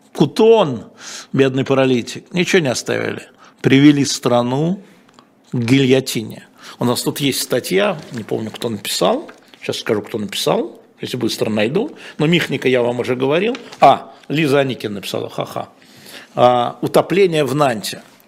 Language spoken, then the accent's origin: Russian; Moscow, Russia; мы с вами в одной десятой школе в Лялином переулке учились